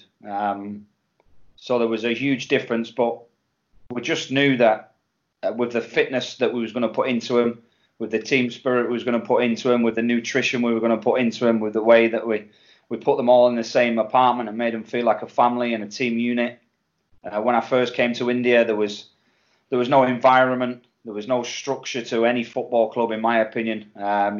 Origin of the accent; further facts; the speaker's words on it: England, United Kingdom; me being English